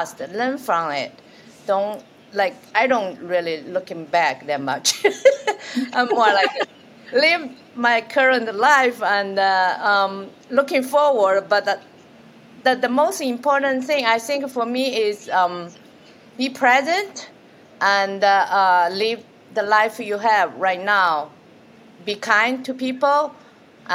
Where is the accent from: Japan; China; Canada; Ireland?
China; moved away as an adult; I'm from China and come here for as a student